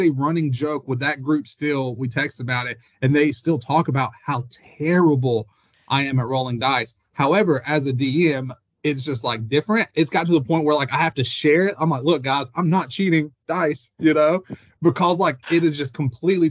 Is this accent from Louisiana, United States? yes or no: yes; New Orleans, Louisiana, United States; I'm from New Orleans